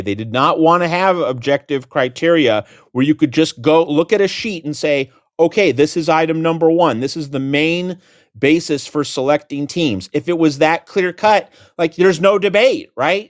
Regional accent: Phoenix, Arizona, United States; moved away; also born or lived in Seattle, Washington; born in, in Phoenix, and lived in Seattle for about twenty years

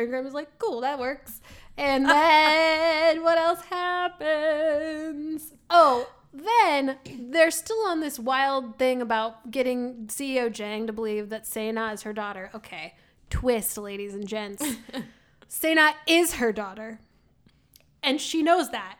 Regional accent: Midwest, United States; we're from the Midwest.

